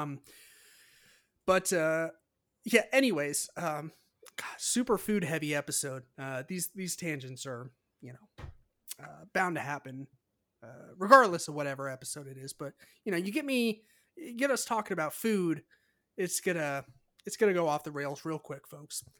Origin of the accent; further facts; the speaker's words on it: California, United States; I'm from California